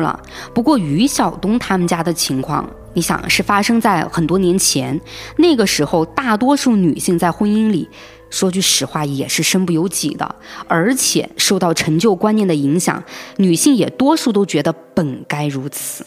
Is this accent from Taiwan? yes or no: no; Hong Kong; 我们香港这边的版本